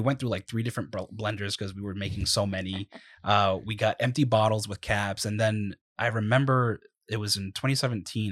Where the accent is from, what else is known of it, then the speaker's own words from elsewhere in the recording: Providence, Rhode Island, United States; also born or lived in East Providence, Rhode Island; we're both from Rhode Island. Yep. Um, I myself, I mean, I was born in Providence.